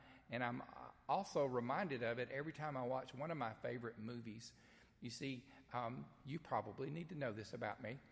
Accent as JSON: {"language": "English", "region": "the South", "country": "United States", "accent": "southern", "said": "I try to speak Greek in my southern accent"}